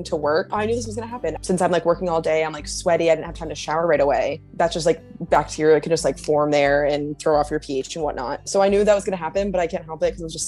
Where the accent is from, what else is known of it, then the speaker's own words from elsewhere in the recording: Providence, Rhode Island, United States; now in New York City, United States; I'm originally from Providence, Rhode Island, but I live in New York City now